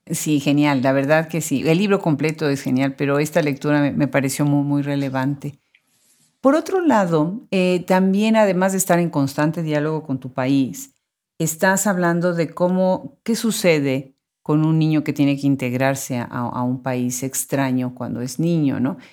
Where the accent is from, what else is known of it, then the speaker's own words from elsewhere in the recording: Mexico; en México, bueno, que es mi país de origen